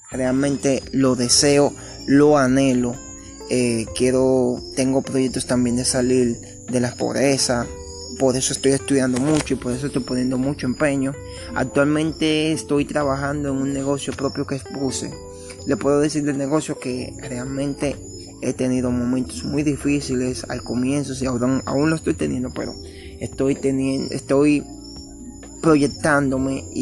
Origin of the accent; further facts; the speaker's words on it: Sabana de la Mar, Hato Mayor, Dominican Republic; born there; nací en Sabana de la Mar, esta está ubicada al este del país, es un pequeño pueblo costero